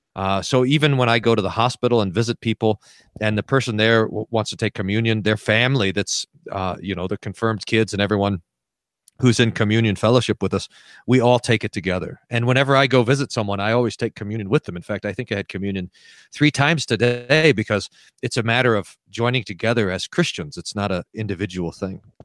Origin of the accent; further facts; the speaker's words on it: United States; moved away as an adult; also born or lived in Texas / New Mexico / Indiana / Colorado; now in Aurora, United States; I grew up in Texas and New Mexico, which is where my wife and I were married